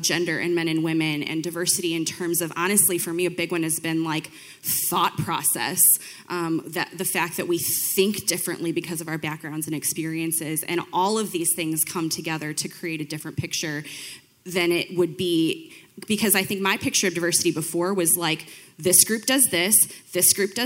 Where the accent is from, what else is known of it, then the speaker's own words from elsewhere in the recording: Belvidere, Illinois, United States; I've lived here my whole life. I grew up in Belvedere